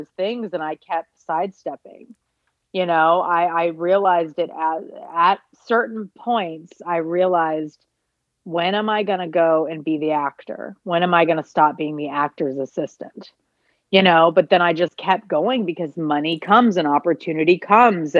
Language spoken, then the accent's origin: English; Atlanta, Georgia, United States; moved away as an adult; also born or lived in Los Angeles; I grew up in Atlanta.